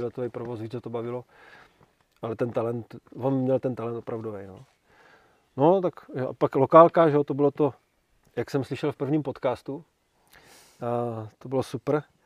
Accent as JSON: {"language": "Czech", "town": "Brno", "region": "South Moravian Region", "country": "Czechia", "tie": "born or raised there", "said": "já jsem Brňák jako Poleno"}